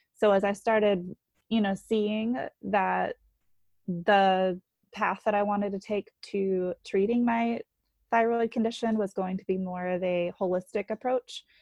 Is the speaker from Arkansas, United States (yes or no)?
no; North Carolina, United States; moved away as an adult; now in New Hampshire, United States; I grew up in North Carolina.